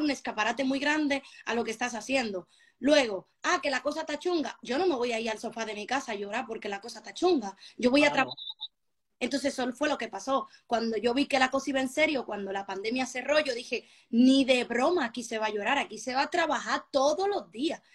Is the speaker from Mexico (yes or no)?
no; Spain; Tengo sangre, como se me nota, dominicanísima. Me crié en España